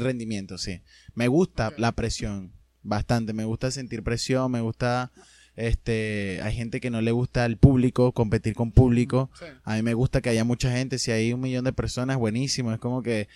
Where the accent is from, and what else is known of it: Venezuela; also born or lived in Argentina